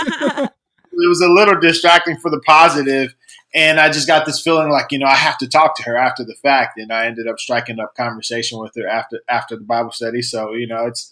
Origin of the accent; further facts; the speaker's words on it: Southern California, United States; We're Southern California natives. We're in a city called Fontana